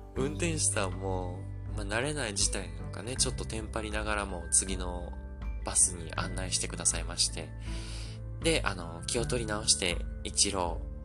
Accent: Osaka, Japan; 大阪の自分の地元

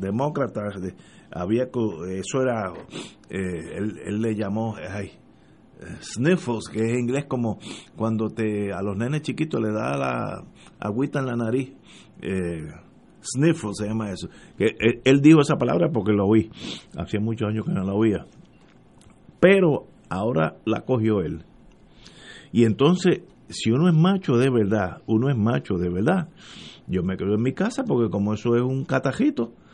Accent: Puerto Rico; ya son primos míos y son somos puertorriqueños todos

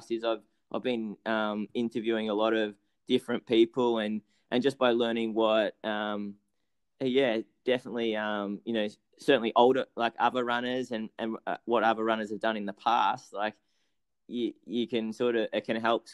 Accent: Australia; being Australian

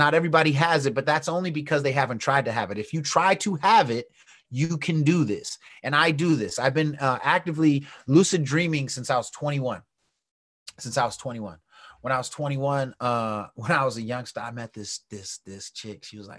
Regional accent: West Coast, United States; but I'm from the West Coast and I used to rhyme.

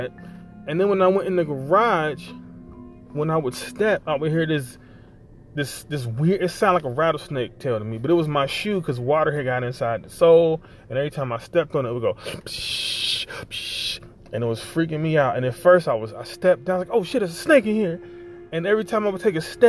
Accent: Ohio, United States; moved away; I grew up in Ohio

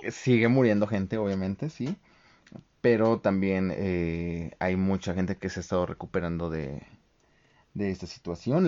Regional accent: Mexico; como mexicanos

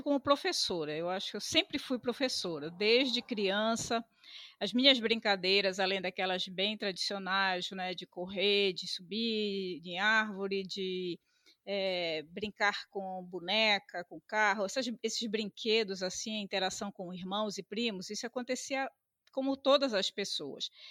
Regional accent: Belém, Pará, Brazil; Nasci em Belém. Belém, é, o bairro Marizal, nasci na Santa Casa

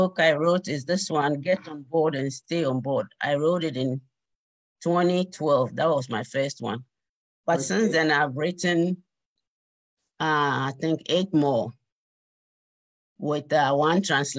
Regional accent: Ghana; moved away as an adult; now in Bowie, United States; Right now, I live in Bowie, Maryland, in the United States. Mm-hmm. But originally, I'm from Ghana, West Africa.

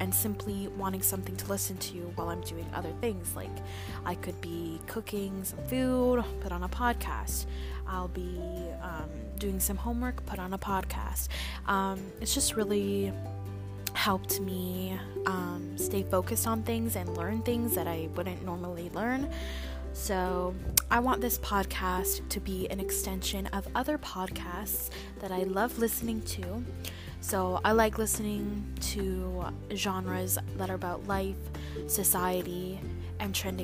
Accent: Vancouver, British Columbia, Canada; I'm from Vancouver, Canada

